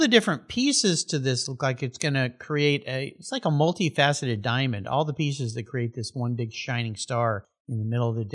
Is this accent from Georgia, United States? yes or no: no; San Diego, California, United States; I grew up in San Diego.